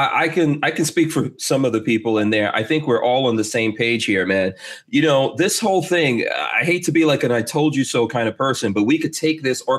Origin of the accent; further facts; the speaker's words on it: Guyana; now in United States; I'm originally from Guyana